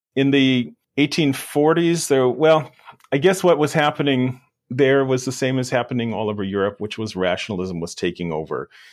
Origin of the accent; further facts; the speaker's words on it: Wisconsin, United States; The place where I grew up in Wisconsin was very hilly